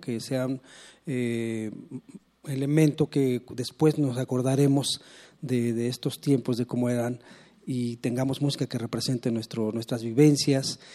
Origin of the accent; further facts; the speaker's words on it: Mexico City, Mexico; Yo nací acá en la Ciudad de México, yo nací nací en Regina, me, bautizaron en la catedral